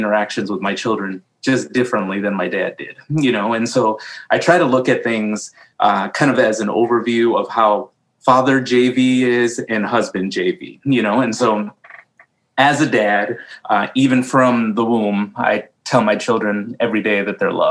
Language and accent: English; Illinois, United States; moved away as an adult; now in Iowa, United States; I was born in Illinois